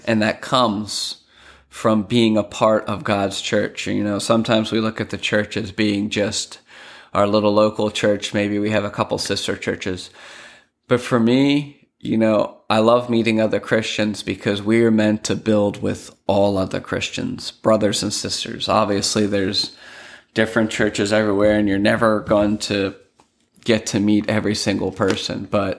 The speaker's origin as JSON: {"language": "English", "town": "Lancaster", "region": "Pennsylvania", "country": "United States", "said": "going up north where I'm from in Pennsylvania, I'm originally from Lancaster, Pennsylvania"}